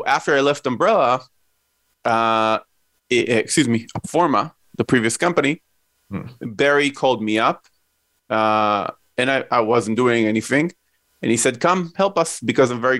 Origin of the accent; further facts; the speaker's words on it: Israel; Myself, I grew up in Israel. I'm Israeli.